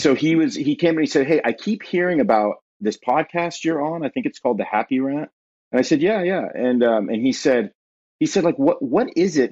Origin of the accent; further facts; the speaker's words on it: Southern California, United States; moved away as an adult; also born or lived in Ohio; now in Ashland, Ohio, United States; born and raised in Southern California